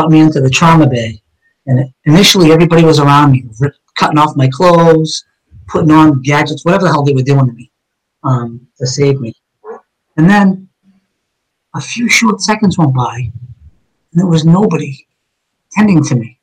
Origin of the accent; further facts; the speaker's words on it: Somerville, Massachusetts, United States; on Rush Street, where I grew up in East Summerville, with all my childhood friends